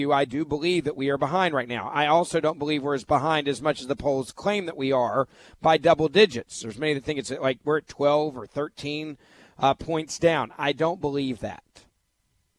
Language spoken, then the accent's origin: English; United States; We as American people